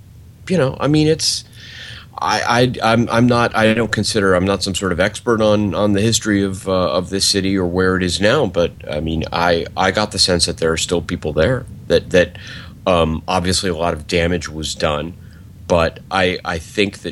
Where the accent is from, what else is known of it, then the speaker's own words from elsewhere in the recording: Miami, Florida, United States; now in New Orleans, United States; Miami, which is my hometown